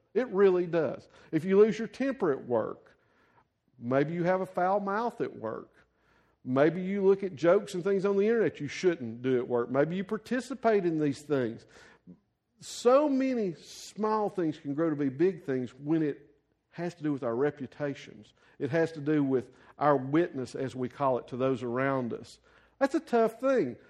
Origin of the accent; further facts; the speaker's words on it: the South, United States; a white guy growing up in the South in a Baptist church